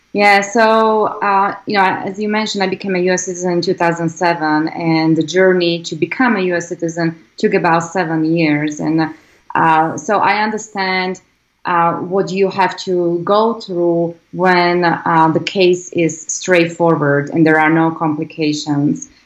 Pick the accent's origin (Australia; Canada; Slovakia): Slovakia; English is a second language; moved away as an adult; now in United States; I grew up in a, um, in Slovakia, former Eastern Bloc country.